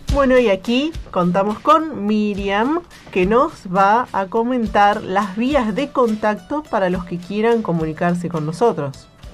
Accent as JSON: {"language": "Spanish", "region": "Buenos Aires", "country": "Argentina", "moved": "as an adult", "lives_now": "Antarctica", "said": "soy de Buenos Aires"}